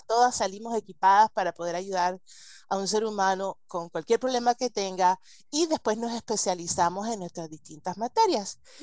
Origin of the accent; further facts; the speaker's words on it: United States; Spanish is a second language; yo crecí en Estados Unidos y hablo español gracias a mi abuela española y a las telenovelas